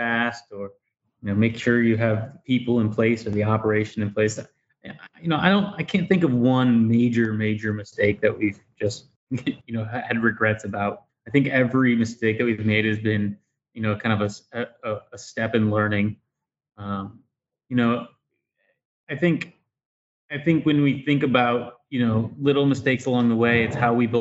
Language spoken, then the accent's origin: English; Dayton, Ohio, United States; now in Columbus, United States; I grew up in Dayton, Ohio